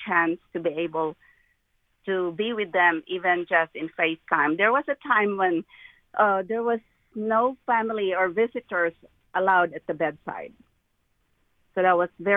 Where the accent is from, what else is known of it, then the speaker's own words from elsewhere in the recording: Philippines; now in United States; I am an immigrant from the Philippines